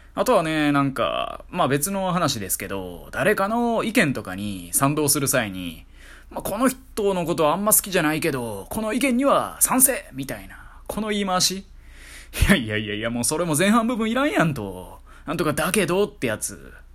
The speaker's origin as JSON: {"language": "Japanese", "region": "Kansai", "country": "Japan", "also_born_or_lived": "Kanto", "accent": "Kansai-ben"}